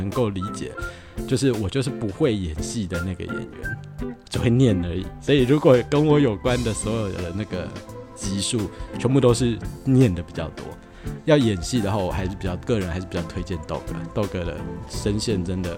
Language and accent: Chinese; Taiwan; 我老家在万大，那离台北蛮近的啊。